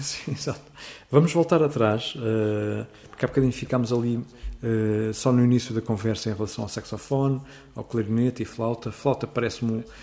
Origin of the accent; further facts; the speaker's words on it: Seixal, Setúbal, Portugal; na minha terra, eh, onde eu nasci, que é o Seixal